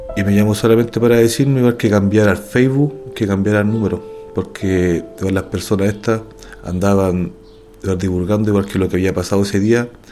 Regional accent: Santiago, Santiago Metropolitan Region, Chile; Soy nacido y criado en Santiago, en la comuna de Los Pejos

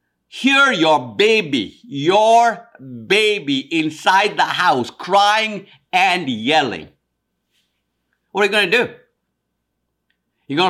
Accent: India; now in United States; I'm of Indian descent, East Indian descent from India. When I moved from India to America in 1973, on one side was an amazing change.

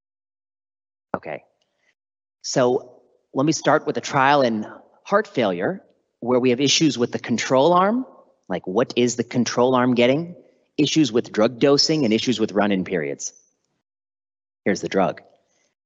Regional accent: Chicago, Illinois, United States; moved away as an adult; also born or lived in Washington, District of Columbia, United States / Oregon; now in San Francisco, United States; My parents, of course, are from India, but I was born in the US and I grew up just outside of Chicago

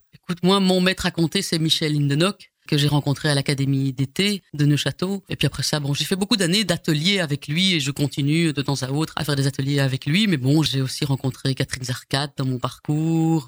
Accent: Brussels, Brussels-Capital Region, Belgium; accent: bruxellois; je suis né quand même à Scarbeck, voilà, tout près du parc Josapha. Mhm. Voilà. Et puis après ça, bah, on a été dans la banlieue, euh, on va dire bruxelloise

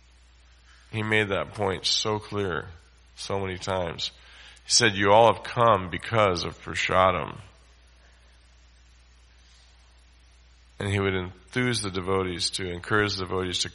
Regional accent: United States; we come from America

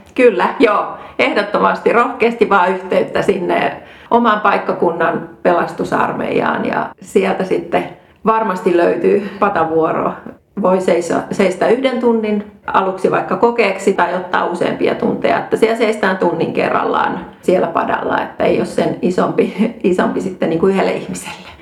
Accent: Rauma, Satakunta, Finland; mä olen Raumalta kotoisin, eli syntynyt Raumalla

